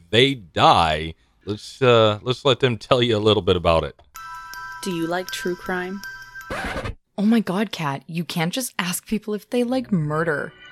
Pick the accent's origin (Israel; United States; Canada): Canada; Also, we're Canadian, in case that matters to anyone.